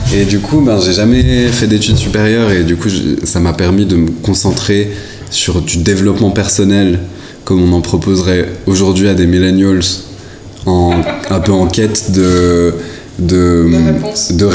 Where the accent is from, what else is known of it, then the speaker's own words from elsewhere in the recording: La Chaux-de-Fonds, Neuchâtel, Switzerland; je suis né à La Chaux-de-Fonds